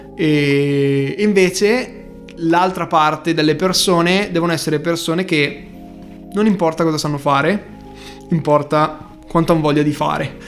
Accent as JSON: {"language": "Italian", "town": "Bergamo", "region": "Lombardy", "country": "Italy", "also_born_or_lived": "Milan", "accent": "Bergamasque", "said": "è un po' pesante il nostro accento"}